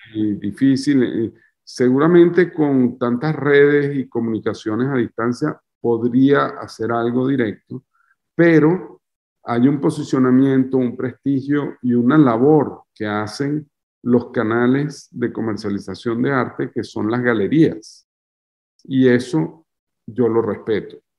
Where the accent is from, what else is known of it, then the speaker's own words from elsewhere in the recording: Venezuela; moved away as an adult; now in France; Soy un artista venezolano